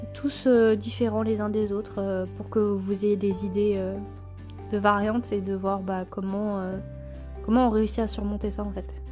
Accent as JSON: {"language": "French", "town": "Clermont-Ferrand", "region": "Auvergne-Rhône-Alpes", "country": "France", "said": "je suis de Clermont"}